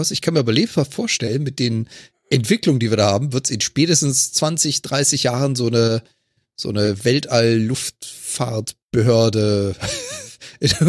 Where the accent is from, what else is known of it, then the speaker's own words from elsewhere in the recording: Germany; Ich meine, komm, wir als Deutsche kennen das doch.